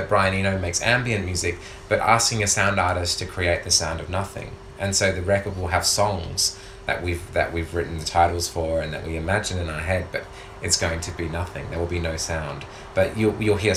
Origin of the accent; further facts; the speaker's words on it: Perth, Western Australia, Australia; now in Melbourne, Australia; all the years growing up in Perth feeling vulnerable